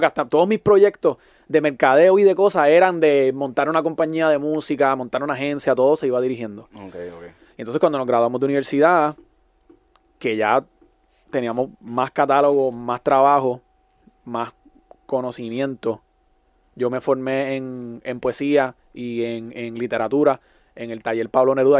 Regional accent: Puerto Rico; moved away as an adult; now in Miami, United States; uno como puertorriqueño

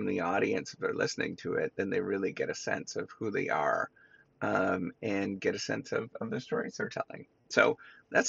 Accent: Canada; I'm Canadian

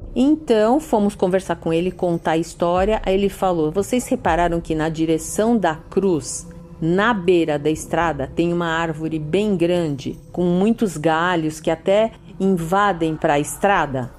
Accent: São Paulo, Brazil; sou de São Paulo

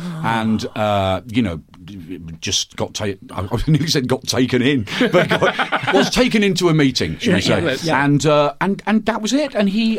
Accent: Birmingham, West Midlands, United Kingdom; I'm from Birmingham

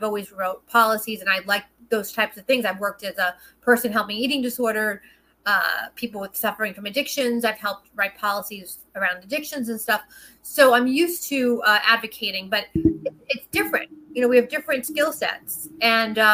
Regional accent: New York City, New York, United States; I'm a New Yorker, it's in my blood. I've traveled the country. I've been blessed to be able to work in almost every state of the union, but New York is my home. It's my blood. I'm a Brooklyn girl through and through

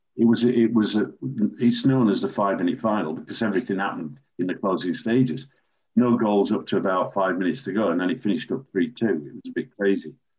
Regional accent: Sheffield, Yorkshire and the Humber, United Kingdom; born or raised there

